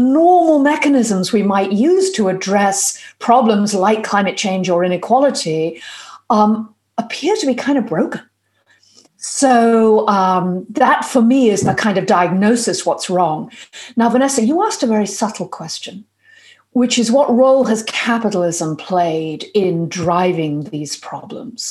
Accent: United Kingdom; now in United States; I'm a Brit and a professor at Harvard

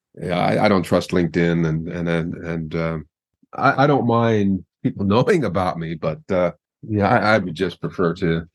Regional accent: Montgomery County, Pennsylvania, United States; accent: mid-Atlantic broadcast accent; moved away as an adult; also born or lived in Philadelphia, Pennsylvania; now in Kamakura, Japan; Yeah, I was born in Philadelphia, but I grew up in Montgomery County, which is north, about an hour north of Philadelphia. And yeah, I have what's called a mid-Atlantic broadcast accent.

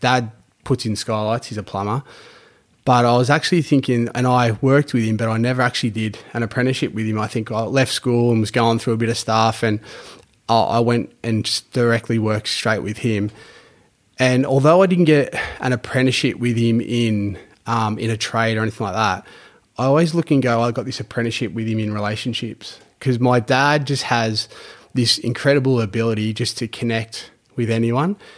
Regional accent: Geelong, Victoria, Australia; grew up in East Geelong area back years ago

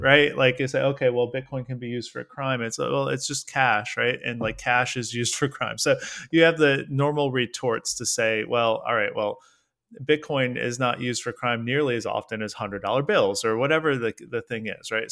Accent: United States; I'm an American guy

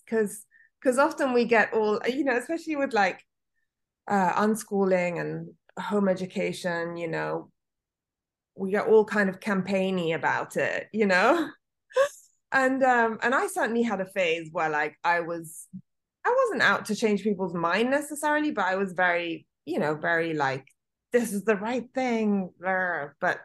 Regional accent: Italy; moved away; I was born and raised in Italy

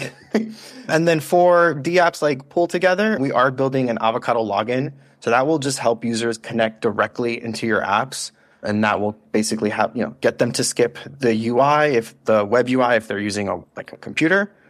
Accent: United States; we're so American

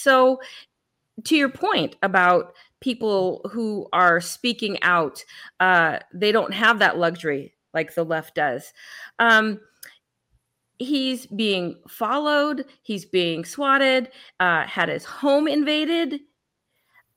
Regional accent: California, United States; I hail from California and I was in the Bay Area

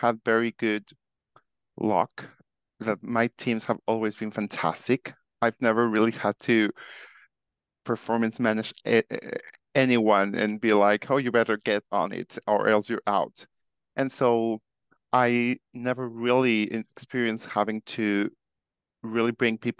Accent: Mexico; I am originally from Mexico

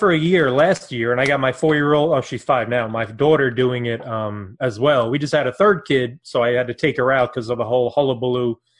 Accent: Brooklyn, New York, United States; now in New Jersey, United States; I grew up in Brooklyn, but nice. I live in New Jersey

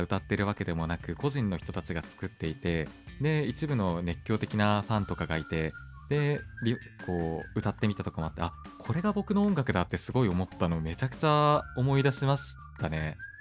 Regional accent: Hokkaido, Japan; moved away; 北海道生まれなんですけどなんだろう、まあ、北海道にいる時なんて東京の存在すら知らなかった

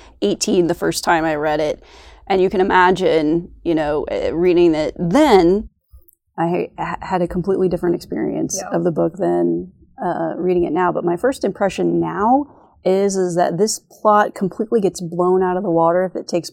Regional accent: Illinois, United States; I grew up in Illinois

